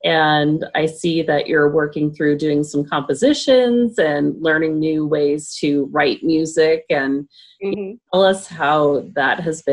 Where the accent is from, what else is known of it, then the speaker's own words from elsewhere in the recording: Alaska, United States; how we grew up here in Alaska